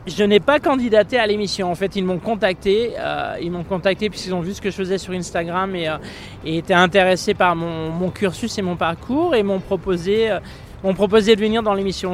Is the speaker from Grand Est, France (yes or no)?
yes; Champagne, Grand Est, France; moved away as an adult; also born or lived in Monaco / Annecy / New York; now in Los Angeles, United States; Je suis né en Champagne.